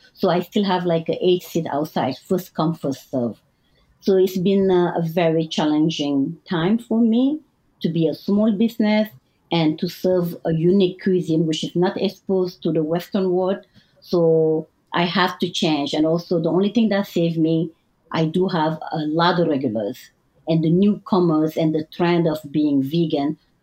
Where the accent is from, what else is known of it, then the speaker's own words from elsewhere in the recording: Mauritania; English is a second language; moved away as an adult; also born or lived in Senegal; now in New York City, United States; I was raised in two families. My mom is from like a Berber tribe, and my dad is Sarahole with the Senegalese roots. So I was raised in two different culture, Mauritania